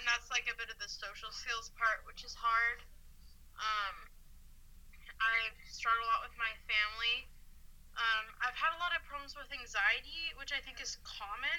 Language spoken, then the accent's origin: English; Seattle, Washington, United States; now in Utah, United States; I am originally from Seattle